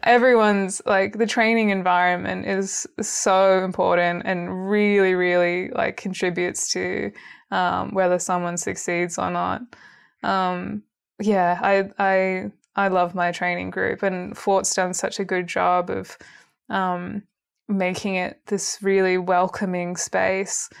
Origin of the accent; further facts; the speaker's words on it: Canberra, Australian Capital Territory, Australia; moved away as an adult; also born or lived in Sydney; now in Melbourne, Australia; I grew up in Canberra, moved to Sydney, And then I've, now I've been in Melbourne for three years